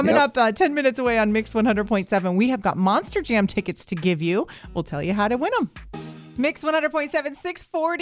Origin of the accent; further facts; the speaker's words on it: Tampa, Florida, United States; I'm from Tampa